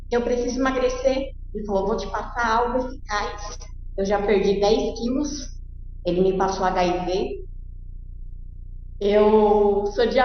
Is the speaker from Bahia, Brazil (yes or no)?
no; Santo André, São Paulo, Brazil; Eu, Santo André.